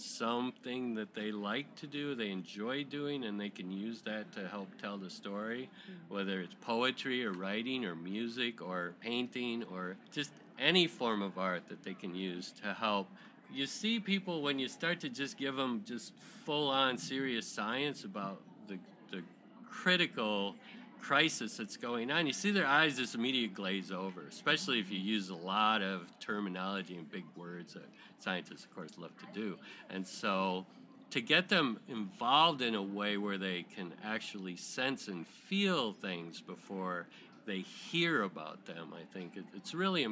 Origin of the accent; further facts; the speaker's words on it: Michigan, United States; moved away as an adult; also born or lived in Florida; now in San Diego, United States; I grew up in Michigan, but I was born in San Diego